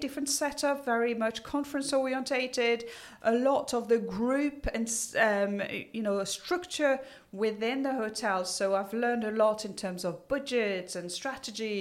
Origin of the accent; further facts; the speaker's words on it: south of France, France; English is a second language; moved away as an adult; also born or lived in Paris, France / Nice, France; now in Jersey; I was born in Paris and my parents decided to open up a restaurant down the south of France. So from probably the age of about 7, I was carrying plates